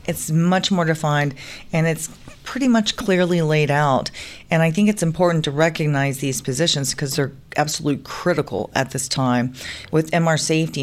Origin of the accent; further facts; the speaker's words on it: Atlanta, Georgia, United States; I am from Atlanta, Georgia. Pretty much a native of Atlanta, Georgia